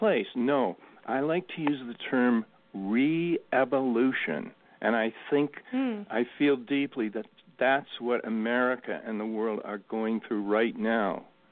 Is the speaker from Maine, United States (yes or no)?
yes; Maine coast, United States; growing up in the Maine coast